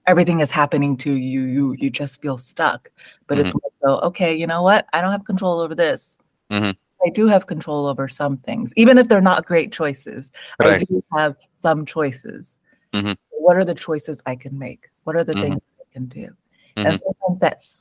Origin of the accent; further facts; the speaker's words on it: San Jose, California, United States; first language English; I was born in San Jose in the Bay Area, so born and raised in California in the United States